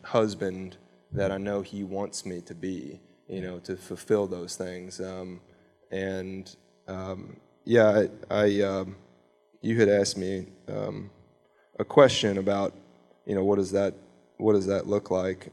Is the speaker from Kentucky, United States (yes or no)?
yes; Louisville, Kentucky, United States; also born or lived in LaGrange, Kentucky; now in Shelby County, United States; LaGrange was mostly where I grew up. I grew up in Louisville until I was twelve, and then We moved out to Oldham County